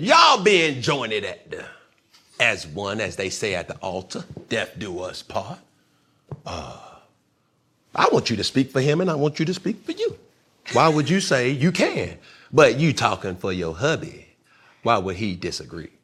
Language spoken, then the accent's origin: English; College Park, Georgia, United States; I'm just from Cali Park